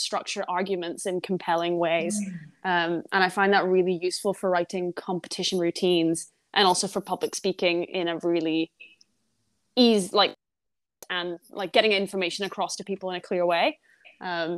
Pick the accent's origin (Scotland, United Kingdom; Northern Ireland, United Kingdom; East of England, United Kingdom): Scotland, United Kingdom; Aberdeen; moved away as an adult; also born or lived in Edinburgh; now in London, United Kingdom; I'm from Scotland.